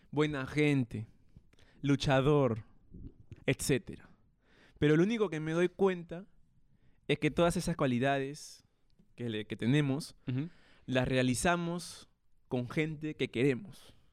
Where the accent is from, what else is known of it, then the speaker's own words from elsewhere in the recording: Peru; Y yo, yo, yo, oye, soy peruano